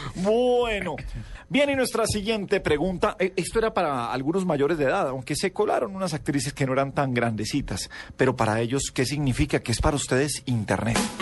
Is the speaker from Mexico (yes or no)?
no; Colombia; todos éramos colombianos